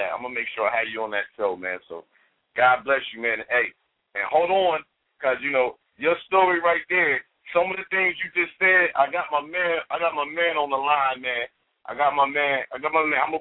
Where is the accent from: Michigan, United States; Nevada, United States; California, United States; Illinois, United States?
Illinois, United States; Chicago; I'm originally from Chicago and I grew up in the gang. I grew up in the in the in the, in the hood, and Robert Taylor Homes and Stateway Gardens